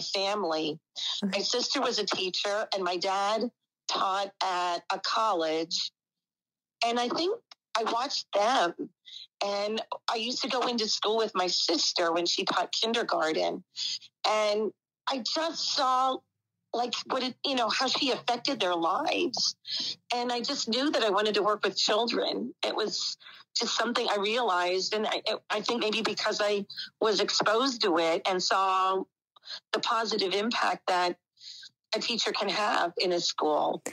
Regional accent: Whitehall, Pennsylvania, United States; now in Newark, Ohio, United States; I grew up, um, it's about an hour from Philadelphia, um, the Allentown area, um, actually Whitehall

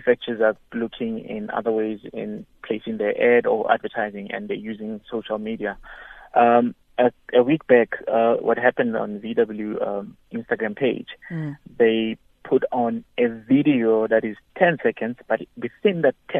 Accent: Mabopane, Gauteng, South Africa; I'm from Mabupan

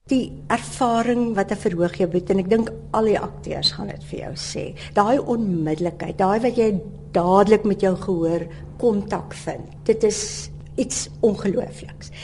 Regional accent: Lynedoch, Western Cape, South Africa; Ek het op Lensburg groot geword

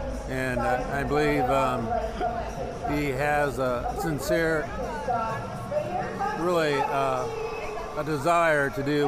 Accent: Indianapolis, Indiana, United States; from Indianapolis here.

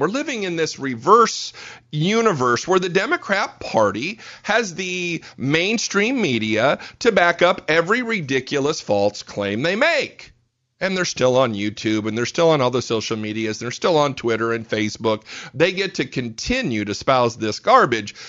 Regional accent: Fort Wayne, Indiana, United States; moved away as an adult; now in Fort Worth, United States; born and raised in Fort Wayne, Indiana. So I'm a Hoosier by birth, moved down to Fort Worth, Texas three years ago

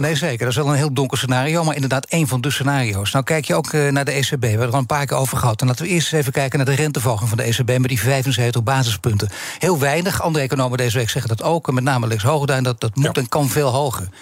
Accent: Netherlands; mij als Nederlander

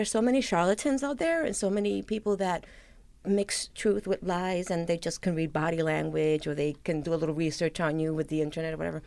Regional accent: New York City, New York, United States; I grew up in the South Bronx, and you know, there was a lot of violence, and this was, you know, in the 70s

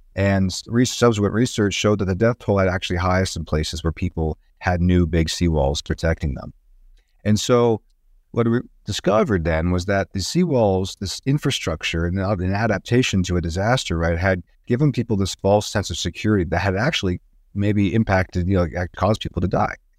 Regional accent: Tucson, Arizona, United States; also born or lived in Seattle, Washington; now in Boulder, United States; going back home to Tucson, Arizona, where I grew up.

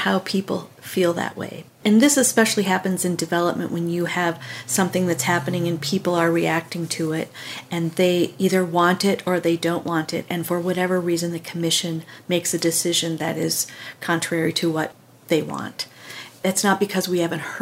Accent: Minnesota, United States; I grew up in Minnesota, in a family that wasn't political really by any means

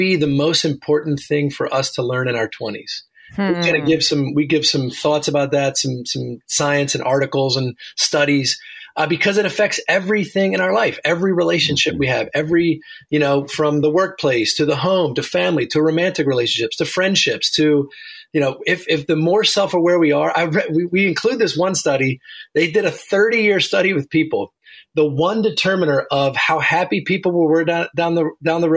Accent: Baltimore, Maryland, United States; moved away as an adult; also born or lived in Virginia Beach, Virginia / Harrisonburg, Virginia; now in near Washington, D.C., United States; I grew up in Baltimore, Maryland, and came down to University of Virginia for college.

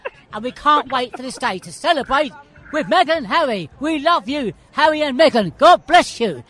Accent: London, United Kingdom; I'm from London, and a royal supporter.

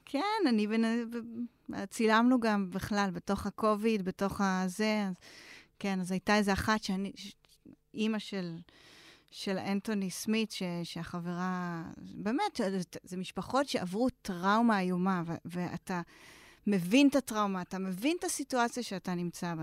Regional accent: Israel; אנחנו דווקא אנשים, בסדר גמור, לא מניו יורק ולא מ-LA, אלא ישראלים

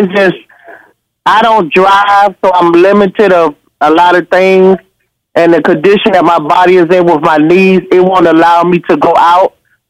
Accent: Washington, District of Columbia, United States; now in Winston-Salem, United States; I'm here in Winston-Salem, North Carolina, and I'm from Washington, D.C.

